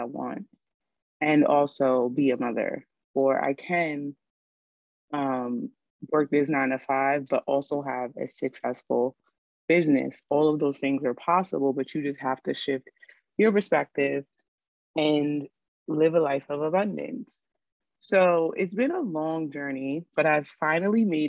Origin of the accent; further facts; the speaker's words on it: New York City, New York, United States; growing up in New York City